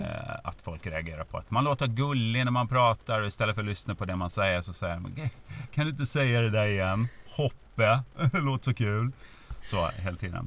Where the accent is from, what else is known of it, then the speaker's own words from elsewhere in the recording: Norrlanda, Gotland, Sweden; accent: Gotlandic; moved away as an adult; also born or lived in Lund / Kalix; now in Stockholm, Sweden; där jag är uppväxt i Norrlanda